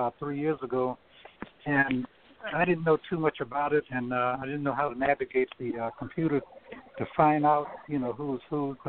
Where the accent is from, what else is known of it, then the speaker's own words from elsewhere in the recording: Louisiana, United States; moved away; also born or lived in Vallejo, California / San Francisco, California; growing up in my hometown, Clarkman, Louisiana